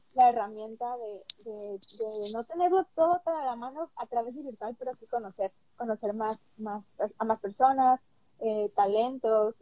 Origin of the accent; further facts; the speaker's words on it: Veracruz, Mexico; now in Long Beach, United States; yo soy de Veracruz, Soy del estado de Veracruz